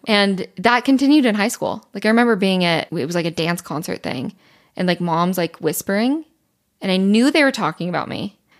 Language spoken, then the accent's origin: English; Utah, United States; growing up in Utah